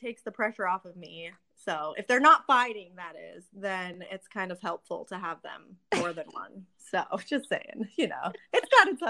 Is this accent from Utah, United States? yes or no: yes; Riverton, Utah, United States; moved away as an adult; I grew up in Riverton.